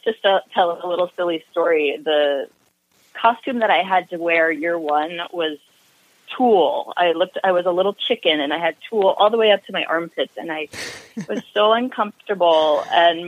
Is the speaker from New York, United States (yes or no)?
no; Merrill, Iowa, United States; I grew up in northwestern Iowa in a super, super small town